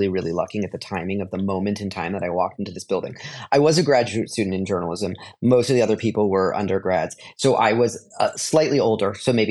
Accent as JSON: {"language": "English", "country": "Canada", "tie": "born or raised there", "also_born_or_lived": "Los Angeles, United States / New York, United States", "moved": "as an adult", "said": "I was growing up in Canada"}